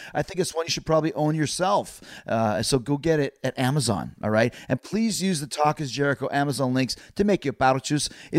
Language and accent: English; Canada; I'm from Canada, man. I'm from the hood.